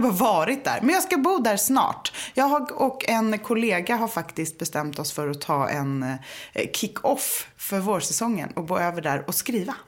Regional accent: Gothenburg, Västra Götaland, Sweden; now in Stockholm, Sweden; jag är uppvuxen i Göteborg med konstnärsföräldrar

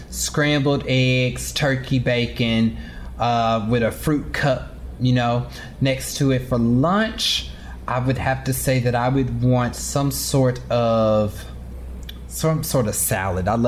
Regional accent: Kansas City, Missouri, United States; I'm from Kansas City.

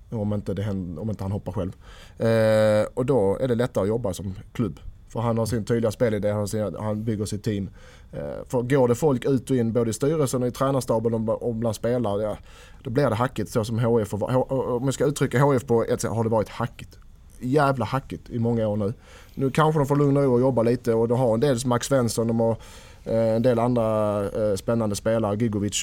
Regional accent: Helsingborg, Skåne, Sweden; moved away; hemma i Helsingborg. Nästan Helsingborg

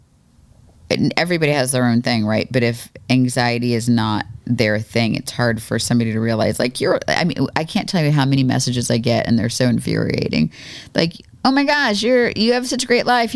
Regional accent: Florida, United States; now in North Carolina, United States; I grew up in Florida.

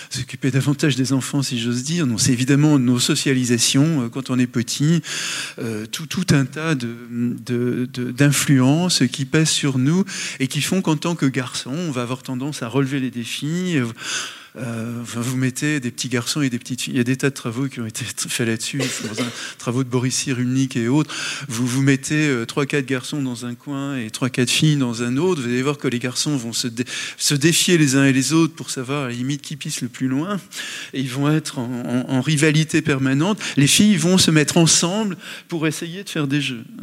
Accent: Le Mans, Pays de la Loire, France; Mais je l'ai dit, j'ai grandi au Mans, dans une ville ouvrière

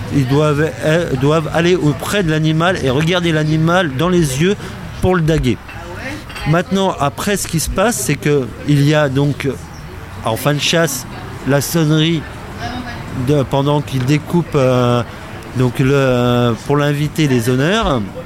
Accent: Picardy, Hauts-de-France, France; enfant picard c'est pour ça que j'en parle au président parce qu'on est de la même région on est de Picardie tous les deux

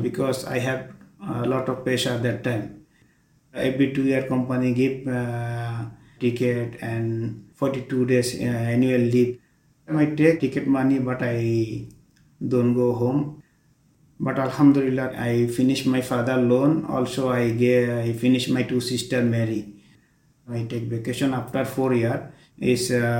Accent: Bangladesh; English is a second language; moved away as an adult; now in Doha, Qatar; I'm from Bangladesh

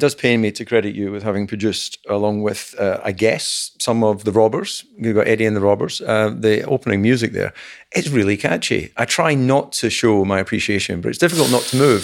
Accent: Dumfries, Scotland, United Kingdom; Alan and I are, are, were both born in Dumfries

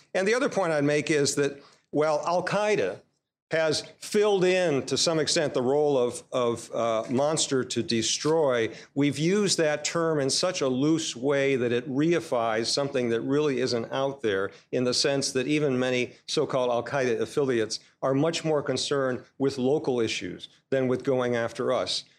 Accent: United States

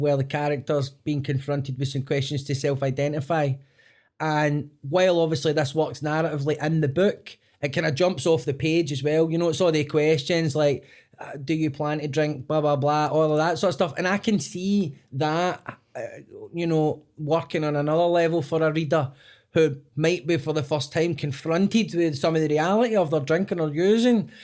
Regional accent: Scotland, United Kingdom; And as Scottish people, particularly in our part of the country, we speak very fast.

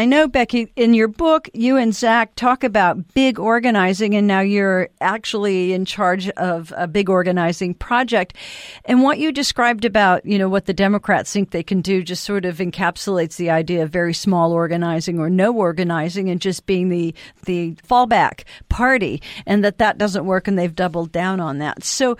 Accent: Montana, United States; my home state, Montana

